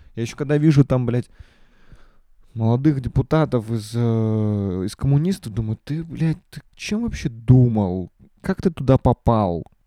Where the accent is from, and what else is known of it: Russia